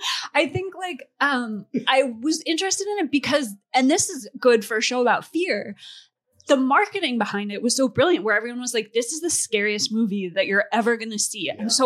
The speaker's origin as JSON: {"language": "English", "region": "Rhode Island", "country": "United States", "tie": "born or raised there", "said": "I grew up in Rhode Island."}